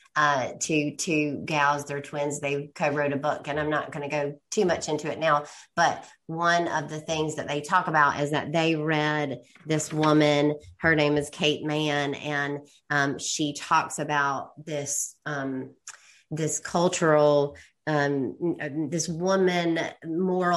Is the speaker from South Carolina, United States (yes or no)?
yes; Columbia, South Carolina, United States; moved away; Columbia, South Carolina, my hometown